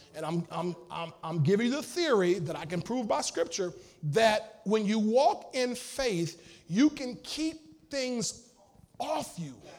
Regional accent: United States; I'm an American.

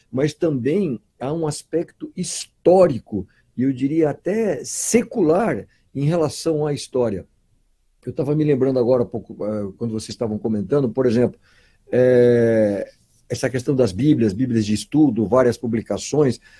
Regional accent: Brazil; Porque às vezes, como brasileiros, nós temos tantas coisas que às vezes nos alegram, né?

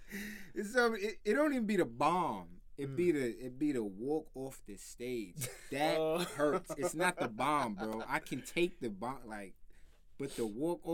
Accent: New York City, New York, United States; from the Bronx, like I'm from the Bronx

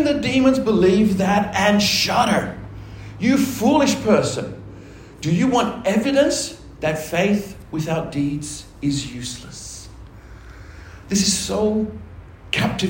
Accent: Argentina; now in Australia; Here in Australia, I'm Argentinian. Here in Australia, I'm Latino. Do you think in my country I'm any of those things? No. In Argentina, I'm Australian

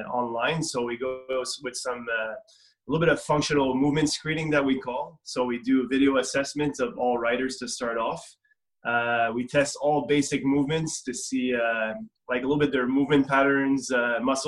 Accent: Montreal, Quebec, Canada; I'm originally out of Montreal

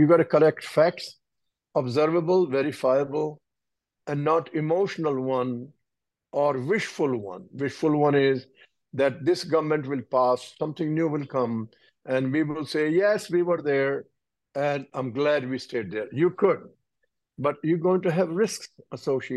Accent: India; I'm an Indian

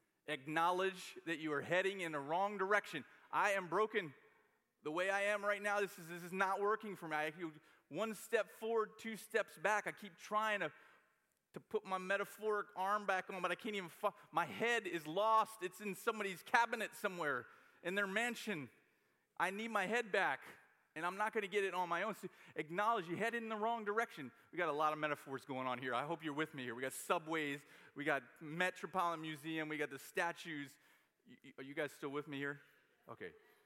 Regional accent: New York, United States; I know where I'm going. I'm a New Yorker.

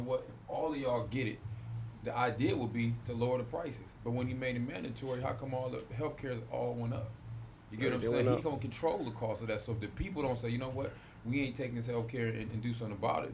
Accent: Detroit, Michigan, United States; I'm from Detroit

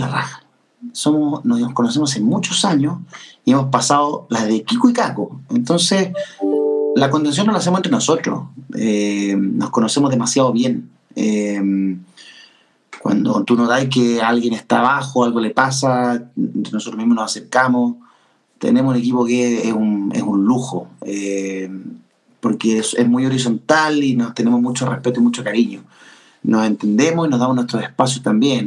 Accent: Chile

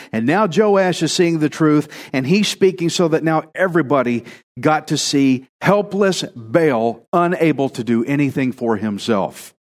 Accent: Texas, United States; I'm just Texan

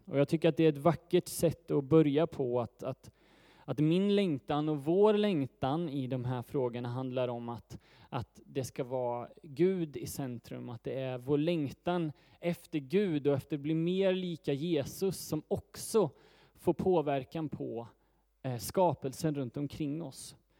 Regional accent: Götene, Västra Götaland, Sweden; jag hoppas innerligt att det hörs, så kommer jag från, från Götene

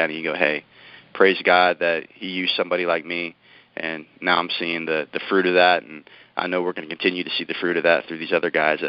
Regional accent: Lawton, Oklahoma, United States; I'm the youth pastor in Lawton, Oklahoma. Lawton is my my hometown. I've been here as the youth pastor just be a decade this past July.

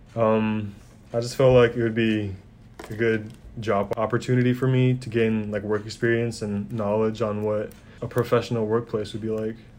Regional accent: Anchorage, Alaska, United States; I'm from Anchorage, Alaska

